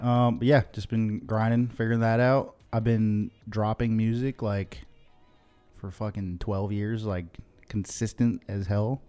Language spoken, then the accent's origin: English; Chicopee, Massachusetts, United States; moved away as an adult; also born or lived in Boston, Massachusetts; now in Los Angeles, United States; where I grew up in Western Massachusetts.